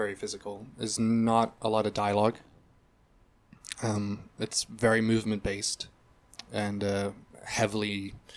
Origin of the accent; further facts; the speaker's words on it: Hong Kong; to have been raised in a place like Hong Kong, which is very multicultural